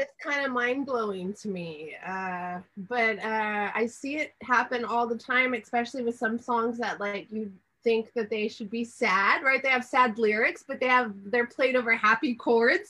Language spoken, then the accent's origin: English; Texas, United States; I am from Texas